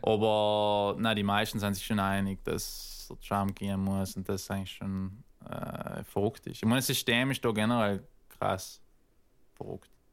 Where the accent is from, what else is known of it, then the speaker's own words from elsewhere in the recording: South Tyrol, Trentino-Alto Adige, Italy; moved away as an adult; also born or lived in Northern California; now in United States; als Südtiroler, weißt du, ist man eigentlich echt fein aufgewachsen